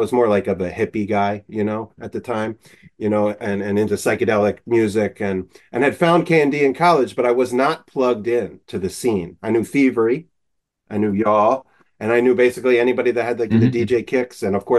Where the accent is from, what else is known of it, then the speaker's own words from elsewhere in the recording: Philadelphia, Pennsylvania, United States; I'm from Philadelphia